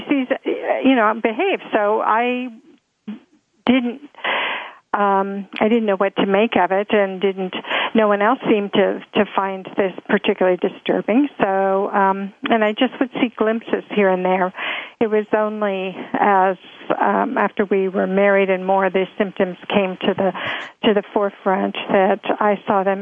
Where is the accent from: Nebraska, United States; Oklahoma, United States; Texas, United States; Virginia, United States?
Virginia, United States; Alexandria; moved away as an adult; also born or lived in Washington, D.C. / San Francisco, California; I grew up in Alexandria, Virginia